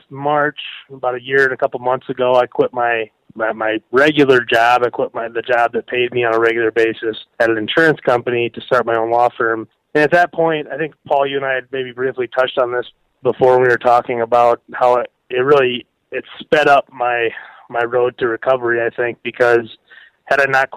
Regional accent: Watertown, South Dakota, United States; also born or lived in Nebraska / Minneapolis; I moved back to my hometown of Watertown

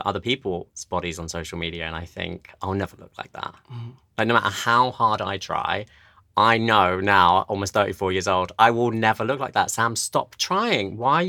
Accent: East of England, United Kingdom; accent: Essex; I mean, I'm actually from Essex, which, if you know anything about that.

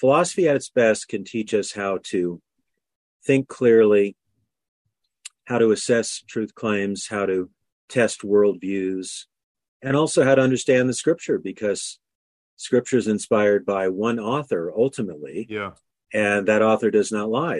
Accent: Anchorage, Alaska, United States; I was born in Anchorage, Alaska in 1957, 2 years before it became a state.

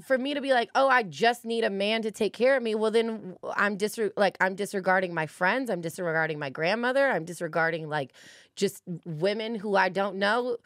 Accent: Los Angeles, California, United States; I'm from California, I'm from L

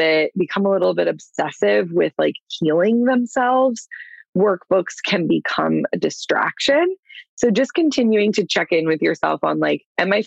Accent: Clearwater, Florida, United States; I'm from Clearwater, born and raised

